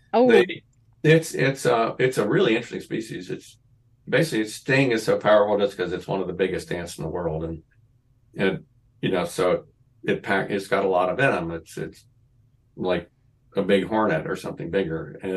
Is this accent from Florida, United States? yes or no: yes; Florida, United States; now in Utah, United States; I'm from Florida.